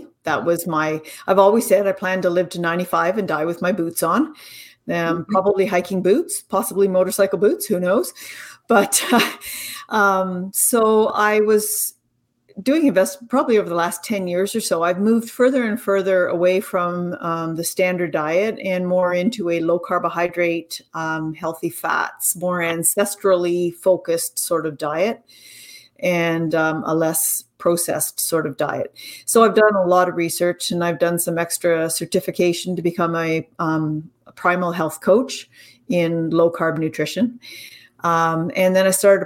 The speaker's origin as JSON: {"language": "English", "country": "Canada", "also_born_or_lived": "Ontario", "said": "I'm Canadian"}